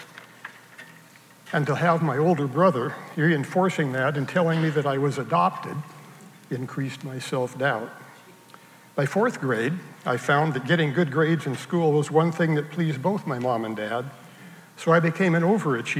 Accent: Salem, Oregon, United States; also born or lived in Portland, Oregon; I grew up in Salem, Oregon.

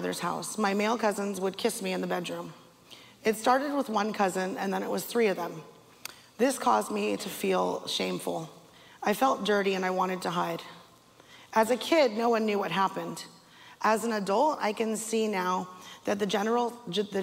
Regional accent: Castro Valley, California, United States; I was born in Castro Valley, California, to Mitchell and Christine

